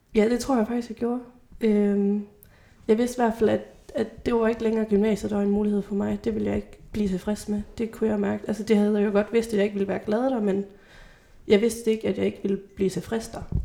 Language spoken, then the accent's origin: Danish; Grenaa, Central Denmark Region, Denmark; gymnasiet i Grenå, øh, hvor jeg er fra.